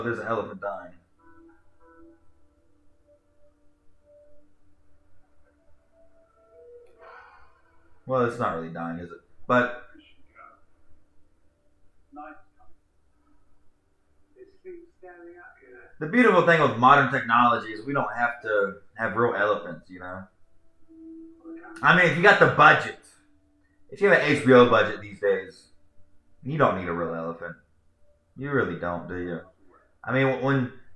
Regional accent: United States; also born or lived in Charlotte; As an American

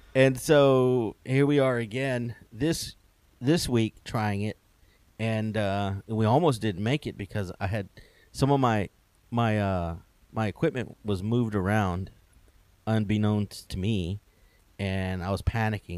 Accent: Wharton, Texas, United States; where I grew up in Wharton, there was a barbershop

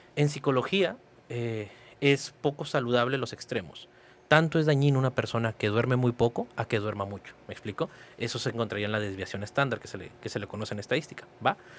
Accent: Mexicali, Baja California, Mexico; also born or lived in Palo Alto, California; yo soy este, nacido en Mexicali, Baja California, soy cachanilla 100%

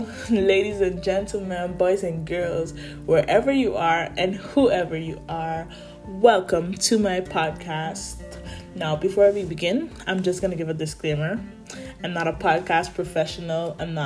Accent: Sint Maarten; moved away as an adult; now in Netherlands; I'm 19 years old and I am currently living in the Netherlands. However, I was born in St. Martin, an island in the Caribbean, a beautiful island in the Caribbean at that. But I moved in 2019 after I graduated high school

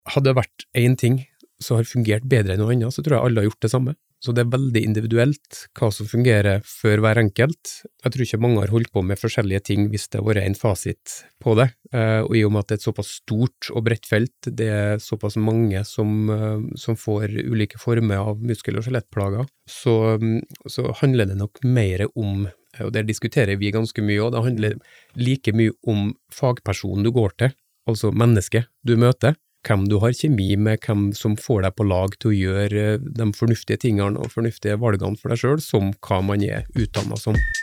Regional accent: Frei, Møre og Romsdal, Norway; also born or lived in Oslo / Trondheim; now in Stord, Norway; nordmøring uh, fra Frei utenfor Kristiansund

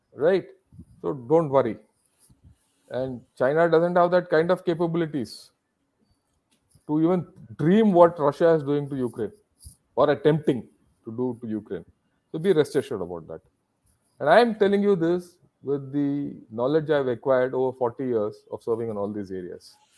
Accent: India; I am an Indian.

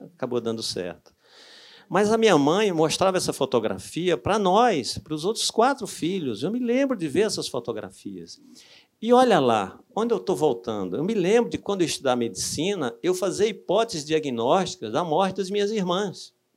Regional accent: Brazil; moved away; lá no Cariri, de onde eu sou hoje

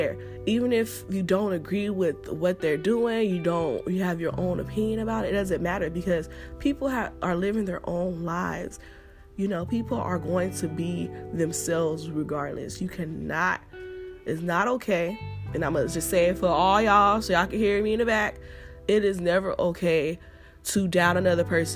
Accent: Los Angeles, California, United States; accent: Ebonics; I'm from South Central. And you know how they talk out there.

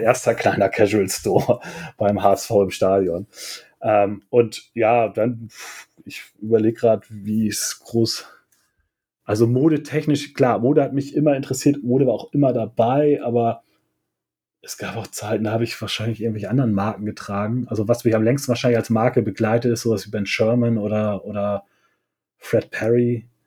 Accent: Germany; ich bin südlich von Hamburg geboren und auch aufgewachsen

